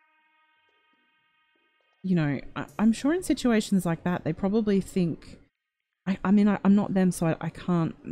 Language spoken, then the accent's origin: English; Australia; accent: Australian; my annoying Australian accent